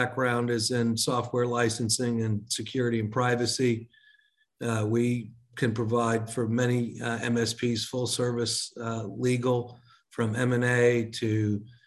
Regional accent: Texas, United States; also born or lived in Long Island, New York / New York; I was born in Long Island, New York, and moved to Texas when I was 5 years old.

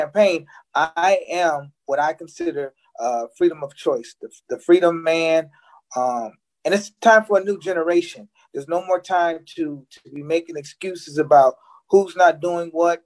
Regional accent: Aurora, Illinois, United States; Was born and raised in Illinois

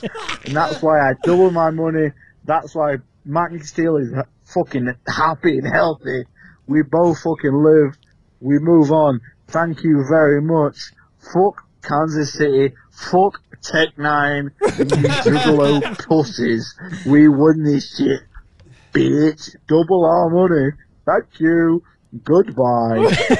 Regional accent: England, United Kingdom; I'm from England.

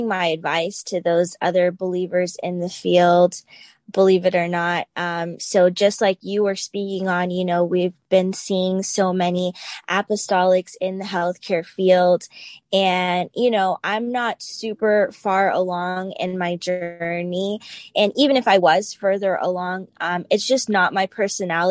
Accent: Tampa, Florida, United States; now in Newport News, United States; I'm from Tampa, Florida originally, but now I'm located in Newport News, Virginia

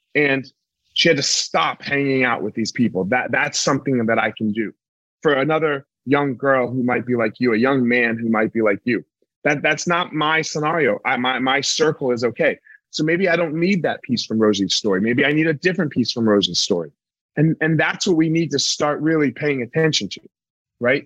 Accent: East Coast, United States; I grew up on the East Coast.

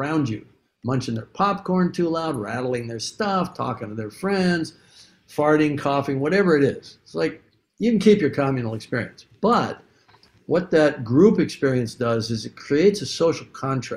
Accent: Canada; I'm white. I'm Canadian

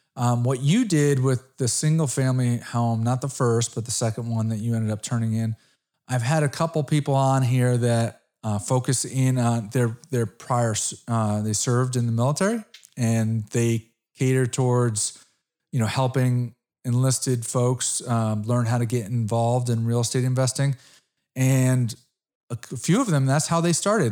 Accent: Connecticut, United States; I'm from Connecticut.

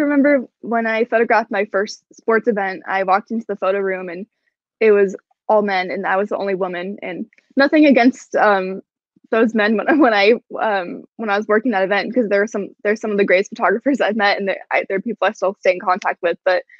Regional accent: Portland, Oregon, United States; now in Seattle, United States

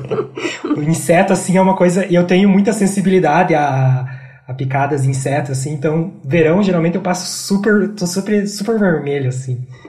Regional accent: Porto União, Santa Catarina, Brazil; accent: interior Paraná; moved away as an adult; now in Curitiba, Brazil; Eu nasci numa cidade bem pequena de Santa Catarina chamada Porto União, que fica na divisa com o Paraná

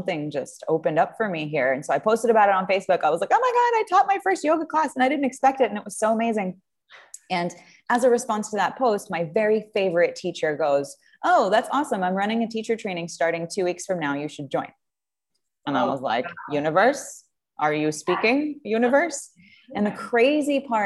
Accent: France; moved away as an adult; now in United States; I'm from France originally. And I came to the U.S. when I was 21 years old

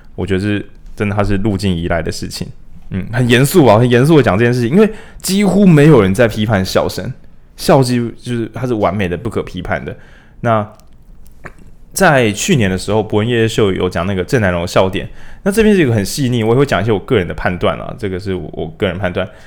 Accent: Taiwan; 我们台湾人

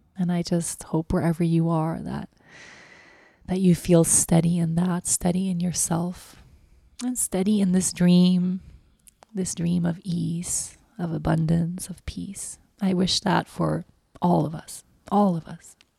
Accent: Sweden; moved away; Sweden as my home country

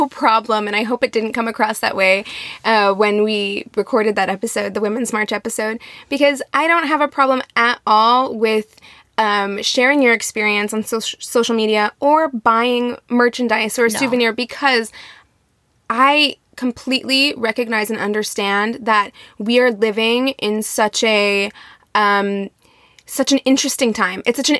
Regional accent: Midwest, United States; now in Los Angeles, United States; I grew up in the Midwest, but I went to a very large public high school and was always around diversity. So much so that when I moved to LA in the Valley, I was like, where are all the black people?

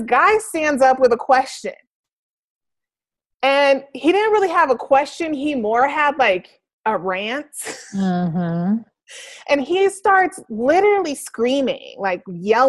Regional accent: Denver, Colorado, United States; I'm from Denver

